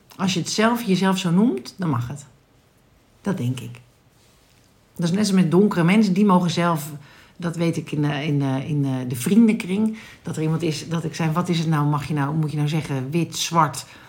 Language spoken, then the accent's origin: Dutch; Netherlands